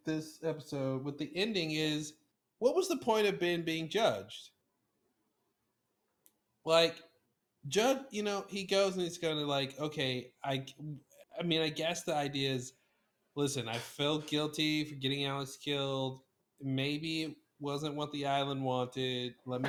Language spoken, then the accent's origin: English; Iraq; I'm from Iraq. You can tell from my accent.